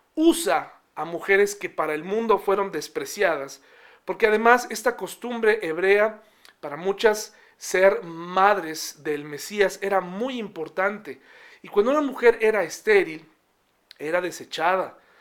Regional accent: Mexico; hay una constitución mexicana donde nos eh, da los derechos que tenemos como mexicanos

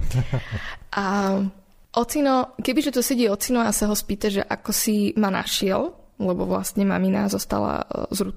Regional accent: Prešov, Prešov Region, Slovakia; born there; Ešte možno by som mohla upresniť, že som sa narodila v Prešove

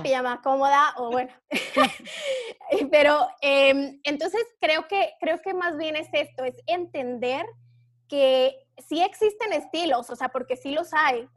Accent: Durango, Mexico; now in Mexico City, Mexico; yo soy de Durango, pero llevo ya mucho tiempo viviendo en la Ciudad de México

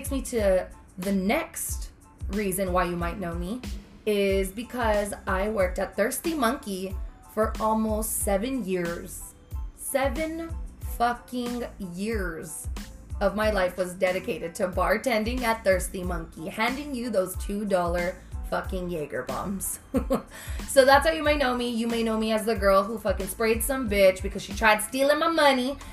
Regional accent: Mission, Texas, United States; I'm from Mission, Sherryland

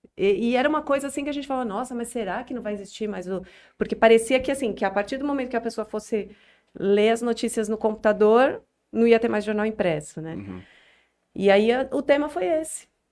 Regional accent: São Paulo, Brazil; moved away as an adult; now in Jales, Brazil; Eu sou de São Paulo, uhum. sempre morei em São Paulo até uhum. um ano atrás. Então, eu nasci em São Paulo e sempre morei.

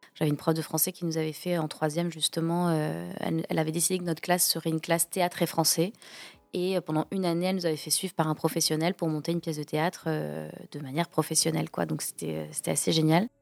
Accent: Toulouse, Occitania, France; moved away as an adult; also born or lived in Rouen / England; j'ai grandi à Toulouse, euh, du coup j'étais au collège Michelet, qui est un, collège du centre-ville de Toulouse

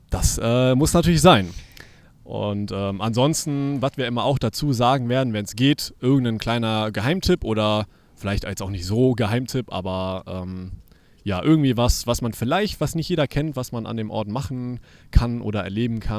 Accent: Cologne, North Rhine-Westphalia, Germany; da war man so als Kind, als Kölner zumindest, immer mit seinen Eltern einen Ausflug irgendwie hingemacht.

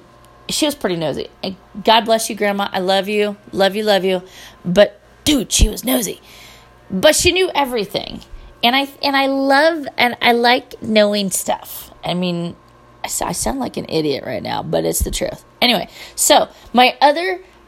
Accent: Petaluma, California, United States; one of the hosts of My Favorite Murder is from my hometown. So that's kind of awesome. And before you ask, no, I don't know her. I don't remember. Petaluma was small when I was growing up, but it's kind of big now.

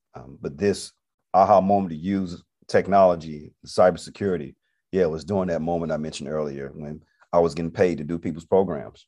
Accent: Atlanta, Georgia, United States; moved away as an adult; also born or lived in Montgomery, Alabama; Originally, I'm from Atlanta, Georgia. Came to Montgomery in ninety-six to attend Alabama State University

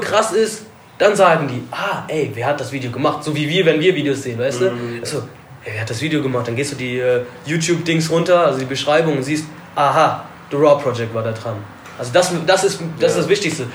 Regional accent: Alfter, North Rhine-Westphalia, Germany; Ich komme zwar aus Alfter

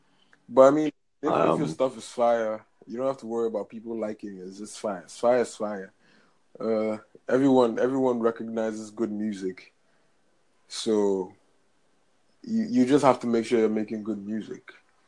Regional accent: Ghana; I'm from Ghana.

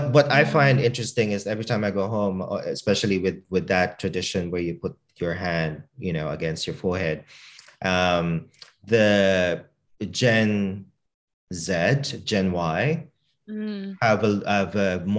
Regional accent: Australia; I kiss them on the cheek because, like, I'm Australian, right? That's what how we do it in Australia. That's how we greet our elders as a sign of respect, and that's how I kind of brought it up.

